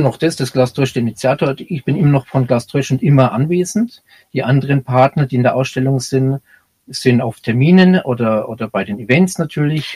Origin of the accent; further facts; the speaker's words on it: Bayreuth, Bavaria, Germany; accent: Franconian; now in Munich, Germany; ich bin aus Bayreuth